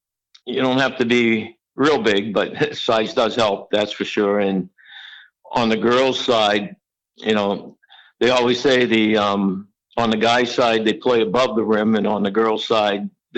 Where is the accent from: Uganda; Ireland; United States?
United States; Leominster, Massachusetts; moved away; Yeah, it was one thing about Leominster, at least I know back then, I've been gone from Leominster for 50 years now. But one thing about Leominster is sports was really big.